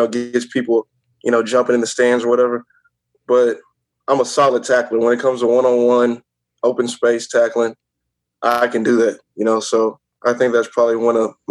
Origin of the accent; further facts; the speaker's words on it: Houston, Texas, United States; I grew up in Houston, Texas